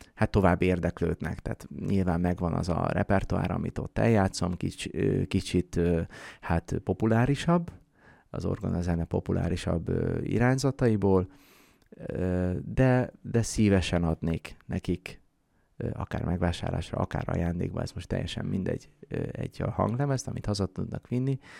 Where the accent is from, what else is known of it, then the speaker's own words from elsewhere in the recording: Ják, Vas, Hungary; én Jákon születtem, ott töltöttem gyerekkoromat